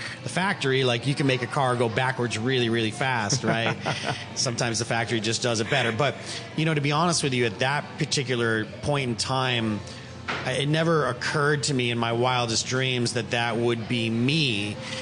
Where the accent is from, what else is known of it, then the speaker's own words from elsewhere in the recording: Chicago, Illinois, United States; I grew up in Chicago